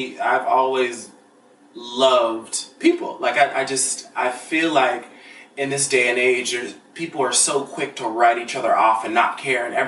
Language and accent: English; Pittsburgh, Pennsylvania, United States; moved away as an adult; now in Los Angeles, United States; I'm from Pittsburgh, Pennsylvania. Very blue collar